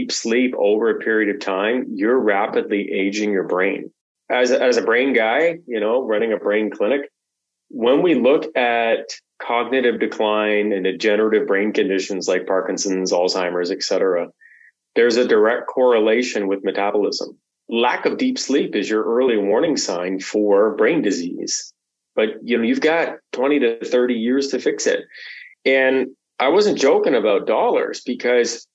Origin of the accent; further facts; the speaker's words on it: Canada; as a Canadian